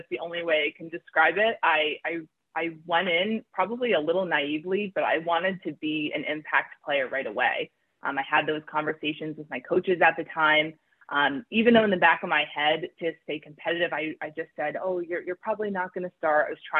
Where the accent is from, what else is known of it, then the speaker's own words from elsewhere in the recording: New Jersey, United States; game, but we did go to usually at Lafayette since that was closer to where I grew up.